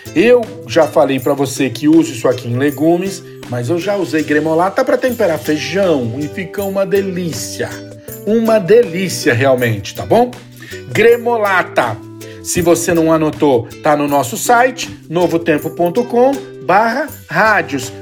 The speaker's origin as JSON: {"language": "Portuguese", "region": "São Paulo", "country": "Brazil", "said": "Eu sou paulistano"}